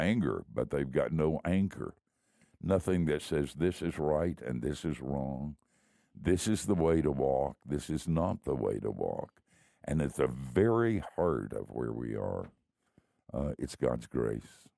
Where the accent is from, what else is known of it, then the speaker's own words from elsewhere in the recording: the South, United States; also born or lived in Miami; I grew up in the South